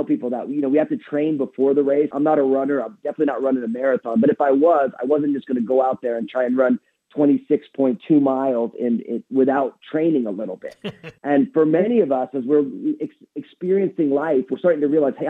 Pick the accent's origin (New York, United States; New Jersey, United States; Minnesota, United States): New Jersey, United States; I'm all Italian from New Jersey